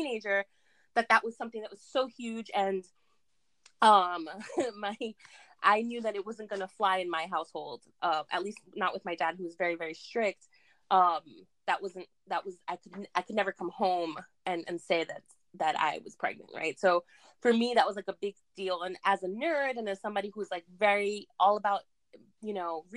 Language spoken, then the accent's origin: English; New York City, New York, United States; also born or lived in Jackson Heights, Queens; I was born in Jackson Heights, Queens, and I came to where I live, where my parents raised me, to Richmond Hill, actually, when I was 7. And I grew up in that neighborhood